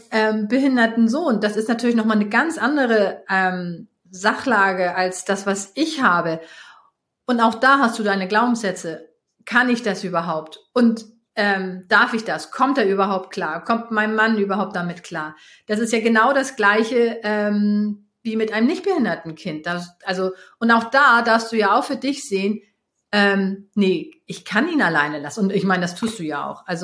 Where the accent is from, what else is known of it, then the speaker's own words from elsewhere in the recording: Hamburg, Germany; also born or lived in Switzerland / Bavaria; Also ich komme ja nun aus Hamburg und ich liebe die Berge. Ich habe äh, lange Zeit in der Schweiz gelebt, davor in Bayern.